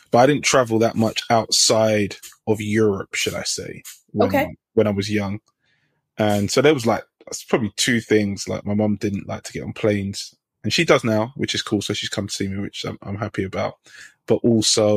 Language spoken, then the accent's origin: English; London, United Kingdom; moved away as an adult; now in Bay Area, United States; I grew up in London. I was born in Northwest London and grew up in Northwest London.